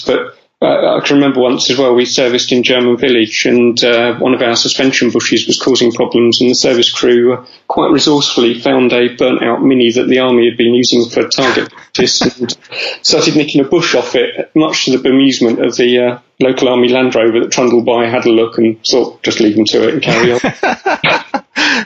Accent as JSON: {"language": "English", "region": "London", "country": "United Kingdom", "tie": "born or raised there", "said": "I grew up in North London"}